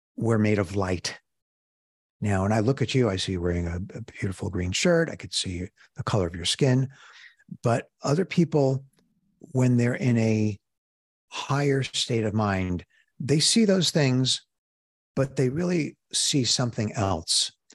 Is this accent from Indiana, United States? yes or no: no; New York City, New York, United States; moved away as an adult; now in Chicago, United States; I'm from Brooklyn